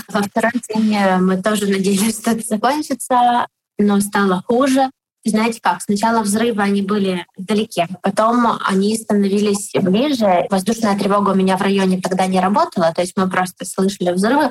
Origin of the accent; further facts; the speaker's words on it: Kharkiv, Kharkiv Oblast, Ukraine; я из Харькова